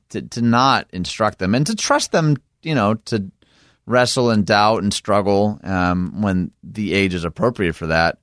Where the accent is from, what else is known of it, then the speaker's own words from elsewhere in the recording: Michigan, United States; my home state of Michigan